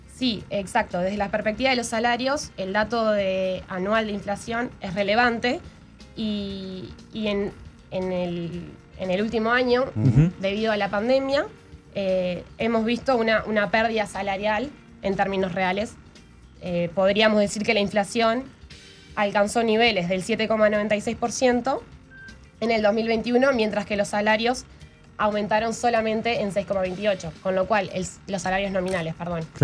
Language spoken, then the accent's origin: Spanish; Uruguay; cómo nos afecta a los uruguayos